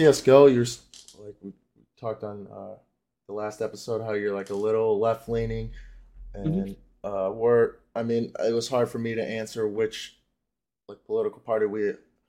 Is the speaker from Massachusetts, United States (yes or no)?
no; Chicago, Illinois, United States; moved away; also born or lived in Florida; I grew up in Chicago.